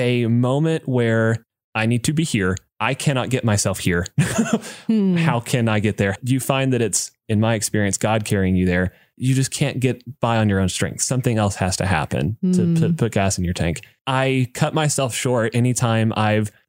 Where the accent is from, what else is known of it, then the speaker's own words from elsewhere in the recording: United States; a dude growing up in America